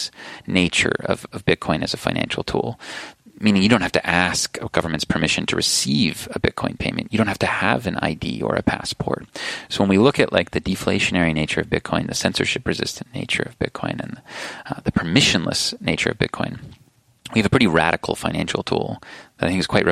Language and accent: English; United States; I'm an American citizen